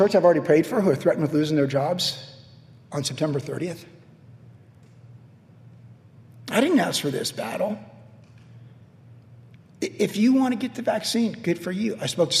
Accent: United States; I am a Christian first, but I am an American citizen second.

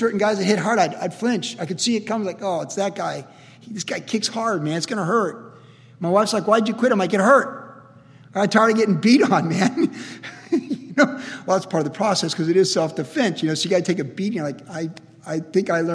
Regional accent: Cleveland, Ohio, United States; moved away; also born or lived in California; I was born in Cleveland, Ohio in 1961.

